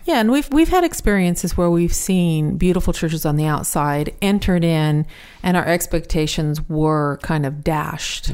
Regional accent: United States; I'm American

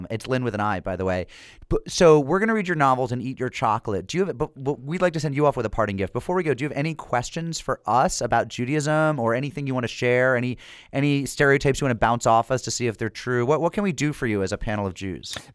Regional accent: United Kingdom; now in Vilnius, Lithuania; I'm a city councilor in Vilnius. I'm British, the first elected foreigner in Lithuania

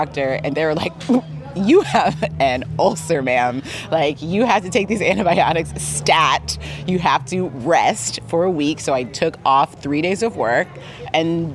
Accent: Los Angeles, California, United States; I grew up in Los Angeles

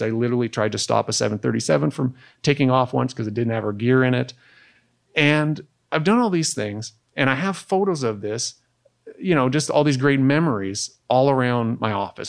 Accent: Canada; as a Canadian

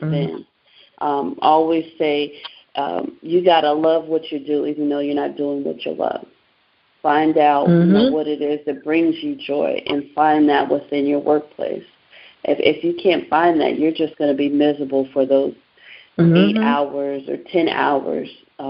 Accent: San Diego, California, United States; also born or lived in Baltimore, Maryland; now in Houston, United States; I was born and raised in San Diego, California

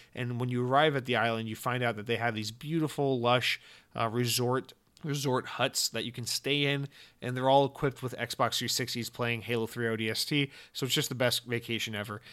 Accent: Atlanta, Georgia, United States; I'm from Atlanta, Georgia

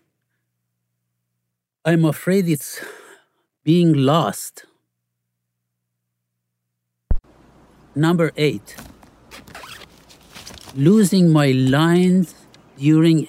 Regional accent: Iran; moved away; I grew up in Iran

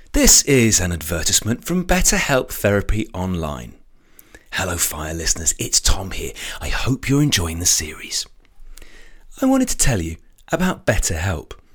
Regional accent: United Kingdom; even in the U K

